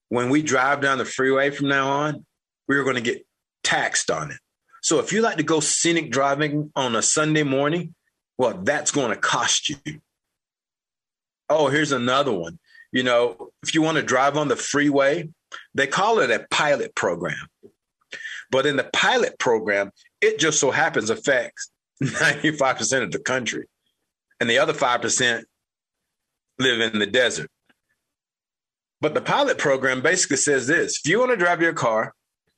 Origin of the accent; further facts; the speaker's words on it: United States; I'm an American.